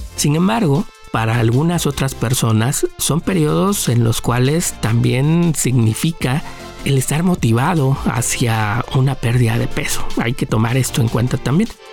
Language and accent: Spanish; Mexico; nosotros como mexicanos